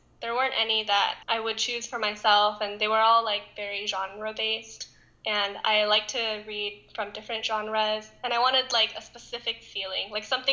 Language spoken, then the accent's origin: English; Southern California, United States; I was born and raised in sunny Southern California